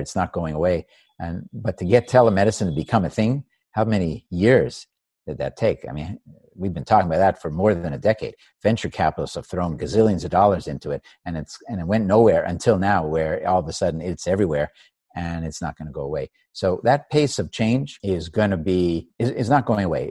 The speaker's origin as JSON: {"language": "English", "town": "Montreal", "region": "Quebec", "country": "Canada", "tie": "born or raised there", "said": "I grew up in Canada, in Montreal."}